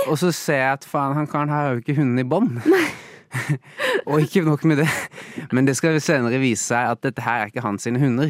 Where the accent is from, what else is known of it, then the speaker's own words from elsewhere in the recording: Norway; jeg vokste opp i Norge